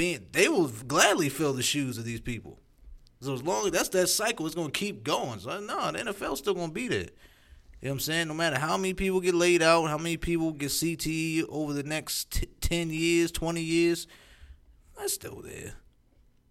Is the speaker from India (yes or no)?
no; United States; I'm American, yo.